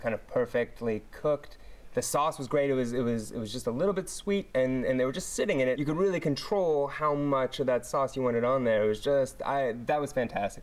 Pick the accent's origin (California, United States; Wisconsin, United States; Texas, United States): California, United States; Oakland; moved away as an adult; also born or lived in Los Angeles; I grew up in Oakland